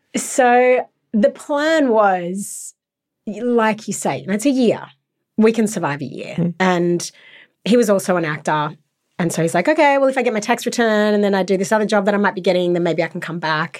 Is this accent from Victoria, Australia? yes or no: no; Sydney, New South Wales, Australia; I was brought up in Sydney for most of my life